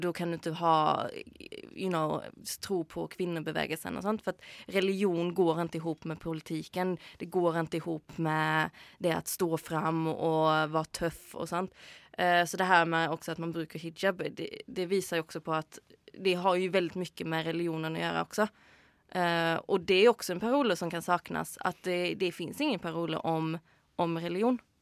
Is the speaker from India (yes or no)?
no; Sweden; now in Norway; jeg som svensk